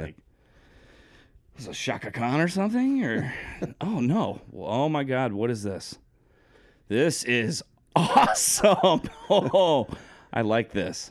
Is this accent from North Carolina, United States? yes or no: no; Coventry, Connecticut, United States; I grew up in Coventry, Connecticut.